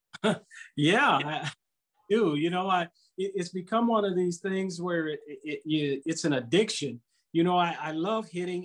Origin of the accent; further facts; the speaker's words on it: Southern California, United States; now in St. Louis, United States; growing up in Southern California